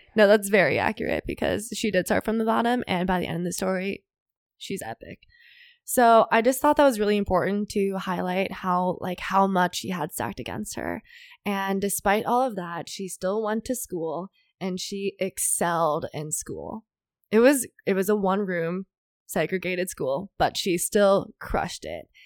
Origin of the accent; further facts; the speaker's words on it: Minnesota, United States; I'm from Minnesota